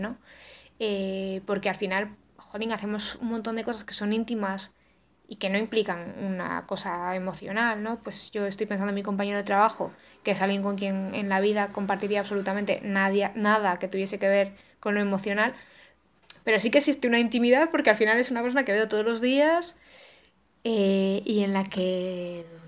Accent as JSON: {"language": "Spanish", "region": "Cantabria", "country": "Spain", "said": "yo soy de Cantabria"}